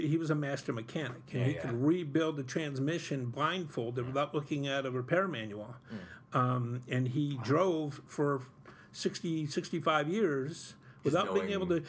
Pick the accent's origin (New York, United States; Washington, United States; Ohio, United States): New York, United States; Utica; I grew up here in South Utica and in Cornhill